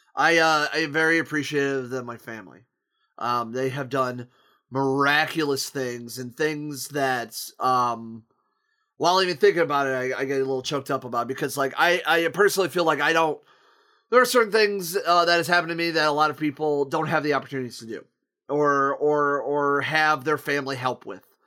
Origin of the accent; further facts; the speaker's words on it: Akron, Ohio, United States; moved away as an adult; now in Toledo, United States; my hometown of Akron, Ohio, which, where I reside in in Toledo